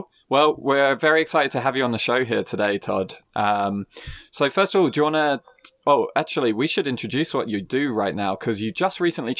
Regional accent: United Kingdom; I'm a Brit

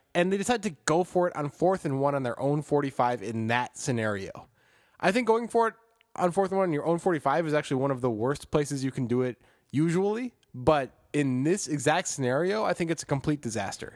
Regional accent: Chicago, Illinois, United States; as a Chicagoan, in my soul

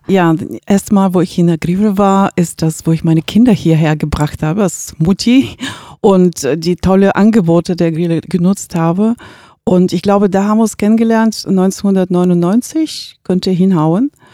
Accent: Bulgaria; now in Gifhorn, Germany; ich, äh, lebe in Gifhorn seit, ähm, fast dreißig Jahre und, ähm, bin gebürtig aus Bulgarien

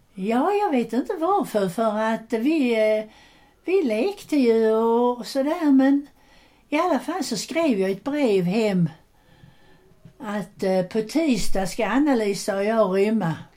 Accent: Landskrona, Skåne, Sweden; när tåget kom till Landskrona så kom alla mammor och systrar och pappor och hämtade sina barn

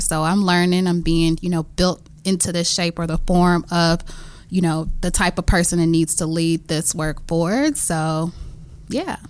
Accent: Memphis, Tennessee, United States; now in Washington, D.C., United States; growing up in the South

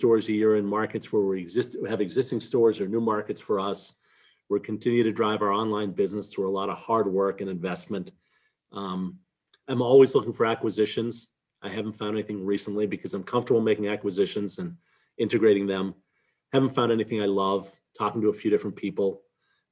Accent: Boston, Massachusetts, United States; I grew up in Boston. I've lived here my whole life

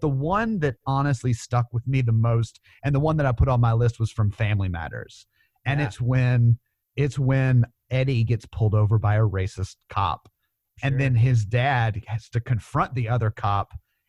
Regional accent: Memphis, Tennessee, United States; growing up in Memphis

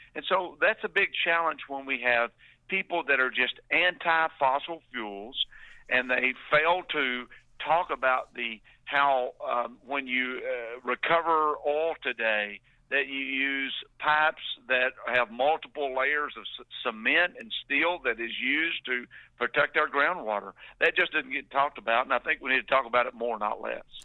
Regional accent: Palestine, Texas, United States; I grew up in East Texas

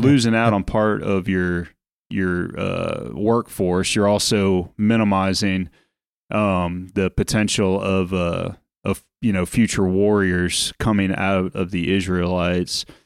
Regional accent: United States

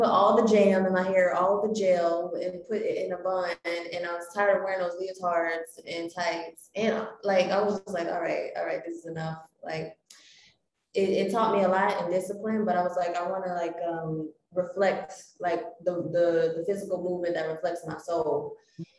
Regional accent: South Korea; also born or lived in New York; now in Los Angeles, United States; I'm originally from South Korea and I moved to New York in 2012, and now I'm located in LA.

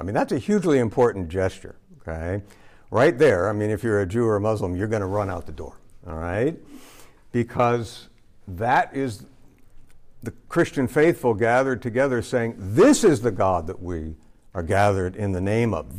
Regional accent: East Lansing, Michigan, United States; I grew up in East Lansing, Michigan

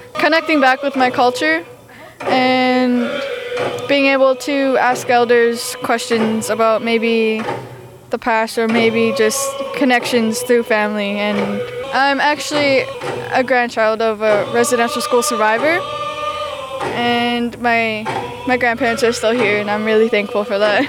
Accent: Campbell River, British Columbia, Canada; I'm from Campbell River, BC

